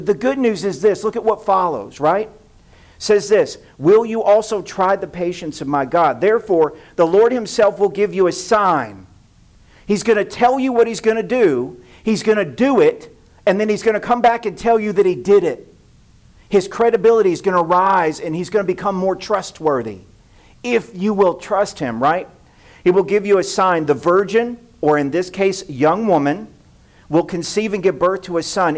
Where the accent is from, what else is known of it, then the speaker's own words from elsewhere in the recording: Tennessee, United States; I grew up in Tennessee